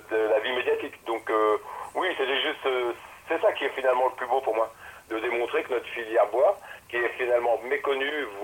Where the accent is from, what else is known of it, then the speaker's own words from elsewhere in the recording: France; Il faut être fier de ce qu'on fait quand on est français.